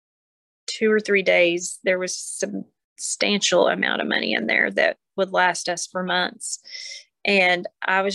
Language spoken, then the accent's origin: English; Pauls Valley, Oklahoma, United States; We're from Paul's Valley